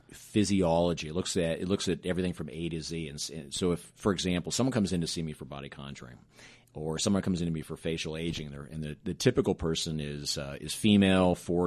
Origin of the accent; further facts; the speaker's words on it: Pacific Northwest, United States; And growing up in the Pacific Northwest, I was around this little company called Nordstrom's.